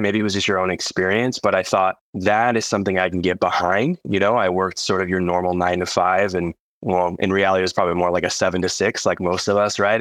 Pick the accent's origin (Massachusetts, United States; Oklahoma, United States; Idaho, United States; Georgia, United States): Idaho, United States; I'm from Idaho, the great state of Idaho